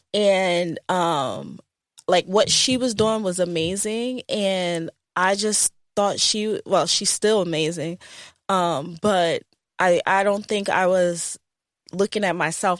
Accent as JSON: {"language": "English", "town": "Hartford", "region": "Connecticut", "country": "United States", "tie": "born or raised there", "moved": "as an adult", "lives_now": "New Jersey, United States", "said": "I, um, grew up in Connecticut"}